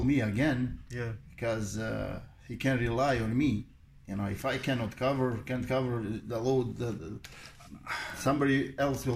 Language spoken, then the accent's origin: English; Bosnia & Herzegovina; moved away; Originally, I'm from Bosnia and Herzegovina. And Korana River, it runs next to, right behind my house where I grew up